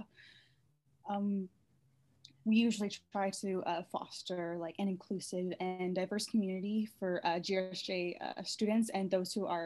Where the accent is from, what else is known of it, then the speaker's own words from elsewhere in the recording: New Brunswick, Canada; now in Vancouver, Canada; I'm originally from New Brunswick, but I currently live in Vancouver